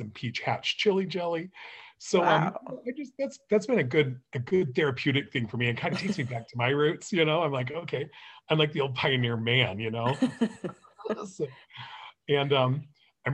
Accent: Beaver, Utah, United States; moved away; also born or lived in Anchorage, Alaska / Tucson, Arizona / Las Vegas, Nevada / St. George, Utah; I grew up in Beaver, Utah

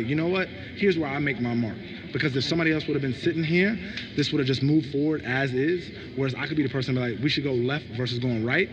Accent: United States; also born or lived in London; I was just from America

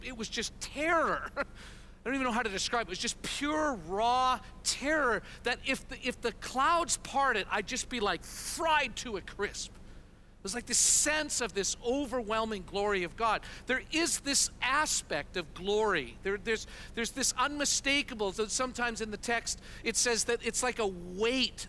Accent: Canada; moved away as an adult; also born or lived in Kansas City, United States; We're Canadian, but we've spent a total of about 15 years in our life journey planting churches and part of different expressions of the vineyard in the United States

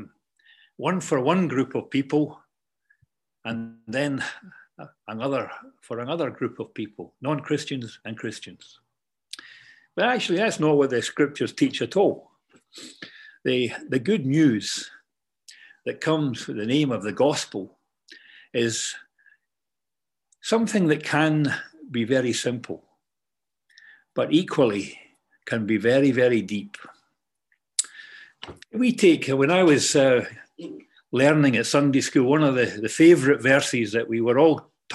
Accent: Kirkintilloch, Scotland, United Kingdom; moved away; growing up in the Church of God up in Scotland in Kirkintilloch

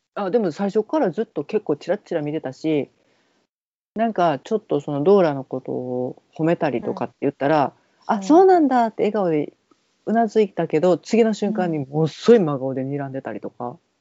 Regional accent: Kansai, Japan; 関西人やねんわしら。

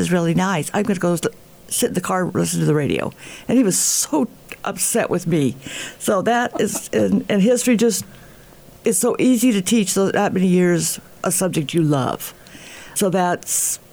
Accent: Colorado, United States; I grew up in Colorado

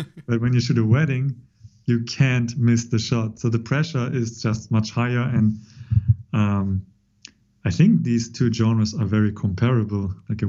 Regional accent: Kanagawa, Japan; born there; English is a second language; So I was born in Tokyo area or Kanagawa prefecture.

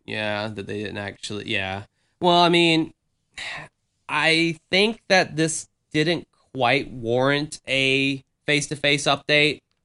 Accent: the South, United States; I grew up in the South

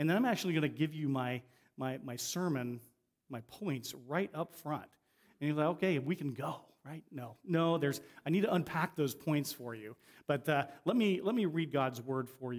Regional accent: Ohio, United States; moved away as an adult; also born or lived in Avon, Connecticut; where I grew up in Ohio

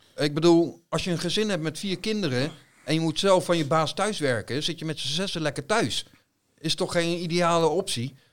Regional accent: Netherlands; wij zijn Nederlanders.

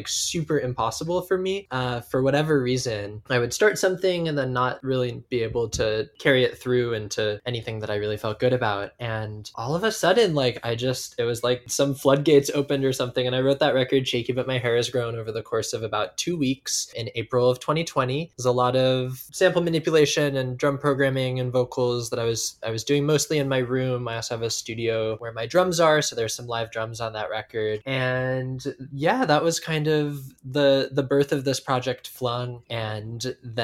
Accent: Seattle, Washington, United States; I grew up in Seattle.

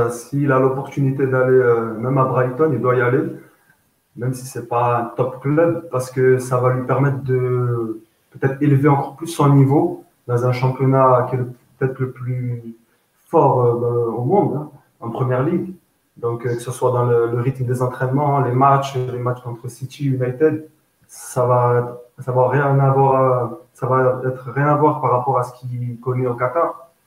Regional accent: Oran, Oran Province, Algeria; now in Marseille, France; donc j'ai 26 ans, j'habite à Marseille, je suis né en Algérie, à Ouaran précisément, de l'Ouest.

